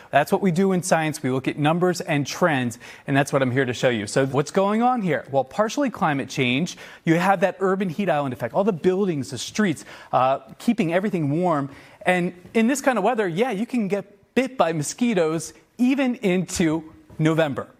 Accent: Tucson, Arizona, United States; moved away as an adult; also born or lived in Boston; growing up in Tucson, Arizona

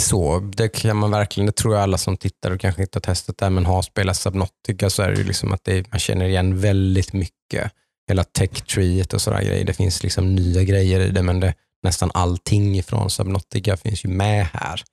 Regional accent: Jönköping area, Jönköping County, Sweden; kommer vi från Jönköpingstrakten alla tre här

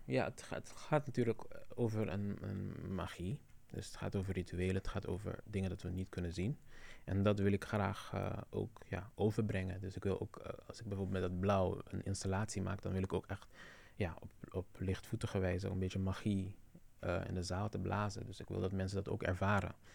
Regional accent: Curaçao; now in Netherlands; mijn navelstreng is op Curaçao en blijft daar

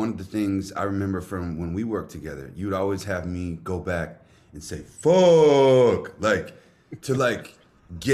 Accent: the South, United States; I was a football player growing up in the South

